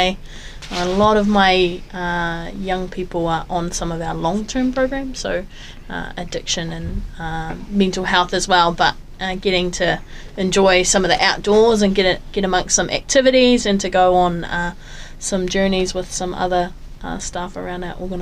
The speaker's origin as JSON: {"language": "English", "town": "Dunedin", "region": "Otago", "country": "New Zealand", "moved": "as an adult", "lives_now": "Invercargill, New Zealand", "said": "I'm originally from Dunedin. Moved through here almost 4 years ago now"}